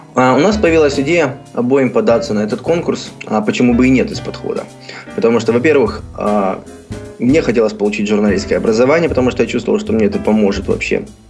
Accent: Donetsk, Donetsk Oblast, Ukraine; moved away as an adult; also born or lived in Kyiv, Ukraine; now in Columbia, United States; Сами мы из Украины, из Донецка

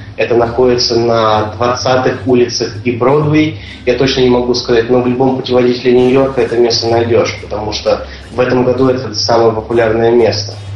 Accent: Voronezh, Voronezh Oblast, Russia; now in New York, United States; города Воронежа, откуда мы с тобой родом.

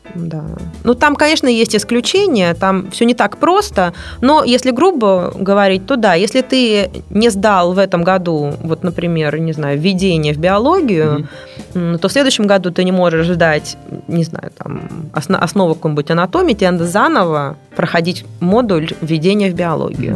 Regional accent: Russia; я из России

